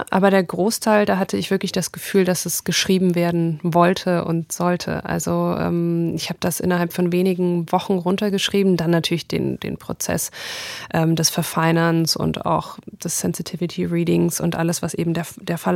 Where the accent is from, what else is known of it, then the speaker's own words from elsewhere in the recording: Bayreuth, Bavaria, Germany; Denn in, in meiner Kindheit in Bayreuth die meisten Menschen waren ja keine Rassisten. Also Bayreuth ist eine, ist eine schöne fränkische Stadt